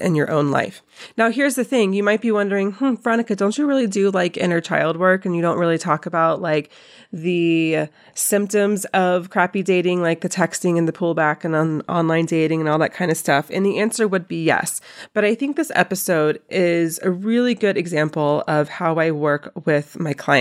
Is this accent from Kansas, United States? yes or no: no; Asheville, North Carolina, United States; moved away; my hometown of Asheville, North Carolina